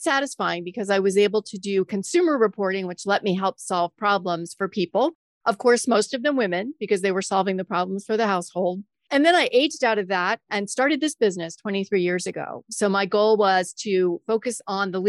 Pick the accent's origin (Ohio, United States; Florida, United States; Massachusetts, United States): Florida, United States; Florida Keys, United States; moved away as an adult; now in Maryland, United States; I worked in radio news right out of college in the Florida Keys, which was my hometown